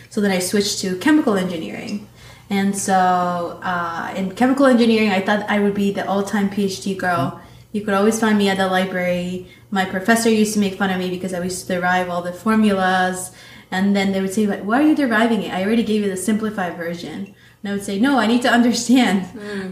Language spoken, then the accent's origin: English; New York City, New York, United States; also born or lived in Manizales, Colombia; when I turned 12, right before I turned 12, my family moved to New York City, to Queens. So that's where I grew up.